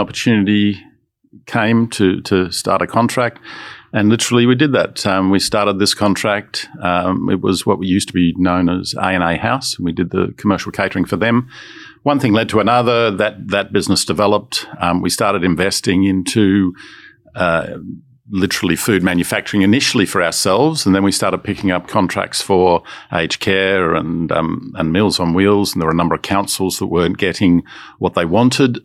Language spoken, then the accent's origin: English; Melbourne, Victoria, Australia; also born or lived in Sydney; I was born in Sydney and Uh, we moved to Melbourne when I was d, literally just becoming a teenager.